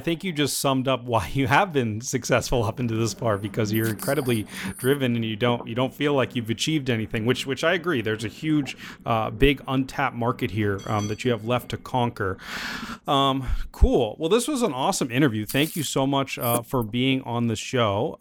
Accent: United States; me as an American

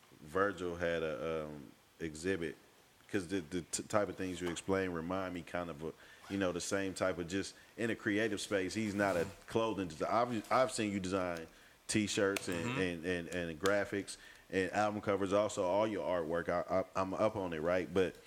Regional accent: Oakland, California, United States; And I'm from Oakland.

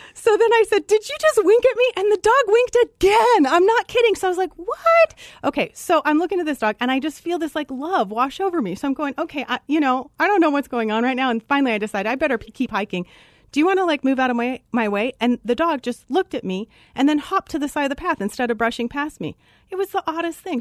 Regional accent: Colorado, United States; Originally from Colorado

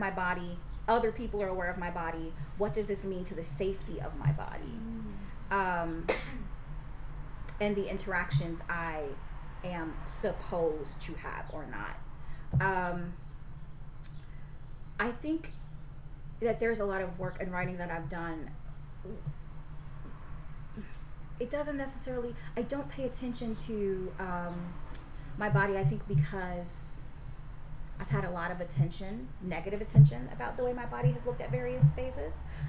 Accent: Deep South, United States; growing up in Deep South

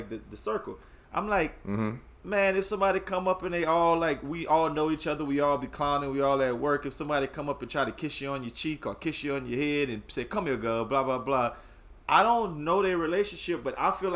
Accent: Louisiana, United States; we grew up in Louisiana

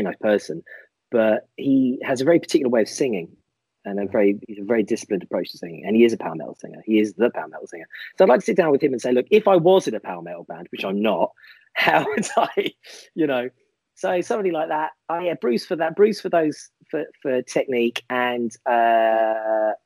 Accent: Ireland; I'm Irish

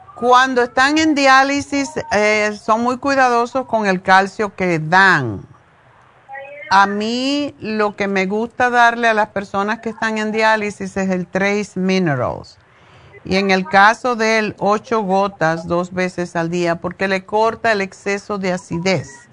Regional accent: Cuba; moved away as an adult; hasta que me fui de Cuba

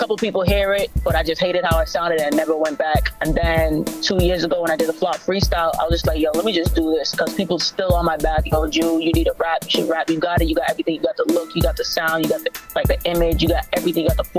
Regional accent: Boston, Massachusetts, United States; I'm from Boston, Massachusetts, born and raised

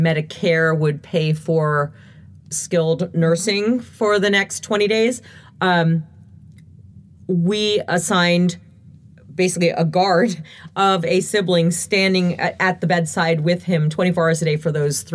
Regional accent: Lake Mohawk, New Jersey, United States; now in Florida, United States; I was raised up in the suburbs of Lake Mohawk, which is absolutely gorgeous

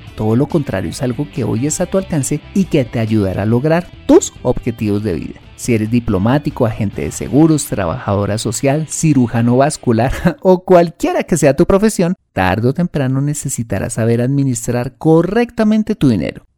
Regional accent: Colombia

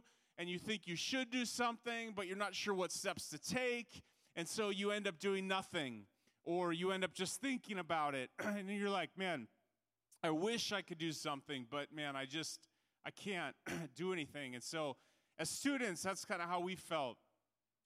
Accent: Minneapolis, Minnesota, United States; I'm from Minneapolis, Minnesota

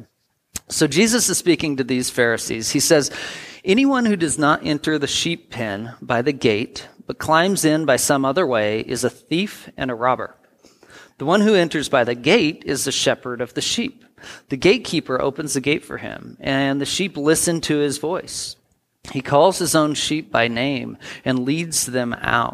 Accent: United States; also born or lived in Portland; I grew up in the Tri-Cities a lot of my life, in Portland a couple years

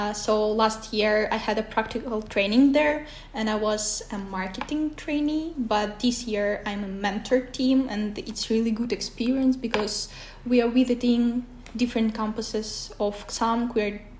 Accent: Kyrgyzstan; first language Russian; English is a second language; now in Kouvola, Finland; originally, I'm from Kyrgyzstan, but I'm not Kyrgyz. It's really funny thing. And my uh, mother tongue is Russian, so I don't speak Kyrgyz as well.

